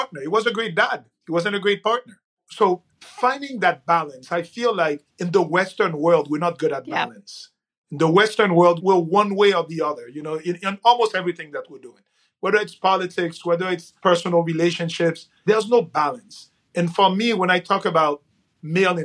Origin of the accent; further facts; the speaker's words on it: Haiti; moved away; I'm from Haiti originally.